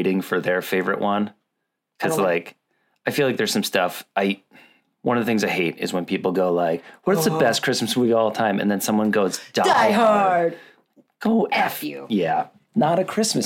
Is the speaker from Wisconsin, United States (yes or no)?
yes; Wisconsin, United States; We're truly from Wisconsin